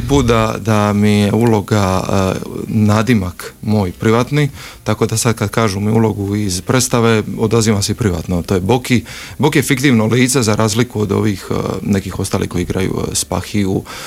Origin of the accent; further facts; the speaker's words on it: Split, Split-Dalmatia County, Croatia; ja sam iz Splita